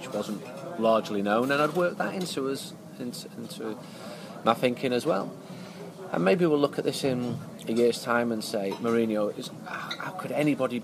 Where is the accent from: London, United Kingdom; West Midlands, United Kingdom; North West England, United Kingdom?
North West England, United Kingdom; Urmston; now in Barcelona, Spain; I grew up in Urmston, Stretford, first 5 years.